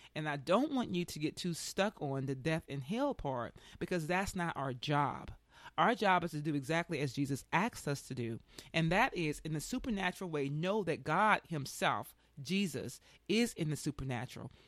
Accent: Tuskegee, Alabama, United States; moved away; I'm from, I'm from Tuskegee, Alabama, and I gotta tell you, ever since I left there in ninety-four

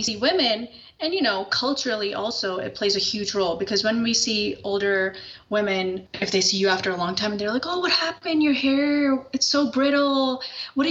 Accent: Pakistan; I'm originally Pakistani

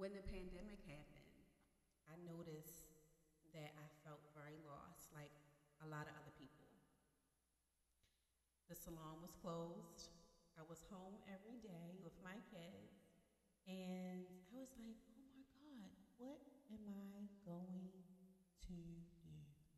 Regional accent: Baltimore, Maryland, United States; moved away as an adult; now in Miami, United States; I am from Baltimore, Maryland. I have recently moved to Miami, Florida

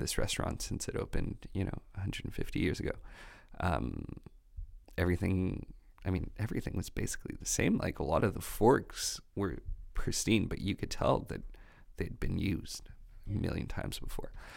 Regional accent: Quebec, Canada; accent: Quebecois; my Quebecois accent

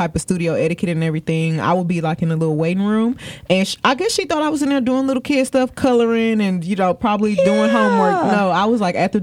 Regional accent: Houston, Texas, United States; I'm from Houston, Texas. I'm from the South Side. I went to private school at first at Candy Stripe

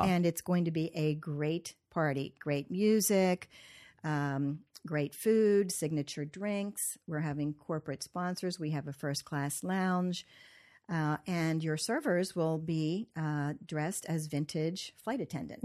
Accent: Cumberland, Maryland, United States; also born or lived in Columbia, Maryland; I was born in Cumberland, Maryland. I went to Lavelle School, which is long gone, and, uh, grew up here

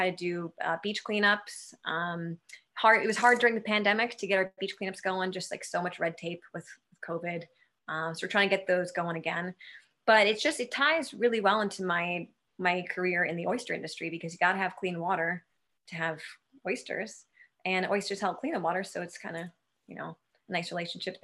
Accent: Westport, Connecticut, United States; moved away as an adult; also born or lived in California / New York / Australia; I grew up in Westport, Connecticut, and I've traveled a whole bunch and lived in California and New York and Australia. But I came back home a couple of years ago

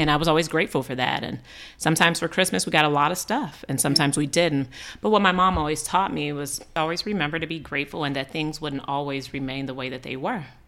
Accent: Chicago, Illinois, United States; We grew up in a neighborhood called Auburn Gresham

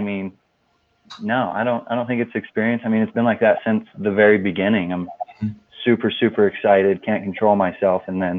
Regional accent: Moab, Utah, United States; just because I grew up around it and I grew up in Moab. I grew up wheeling.

